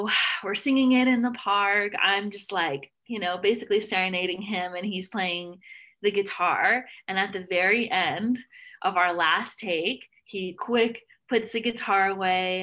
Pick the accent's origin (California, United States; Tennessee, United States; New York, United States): Tennessee, United States; Nashville; moved away; I'm from Nashville.